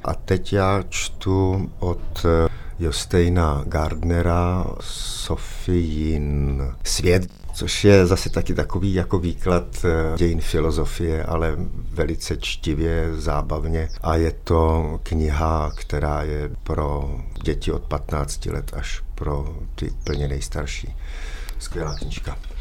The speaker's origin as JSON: {"language": "Czech", "country": "Czechia", "said": "Jsem Čech, eh, jsem na to hrdý"}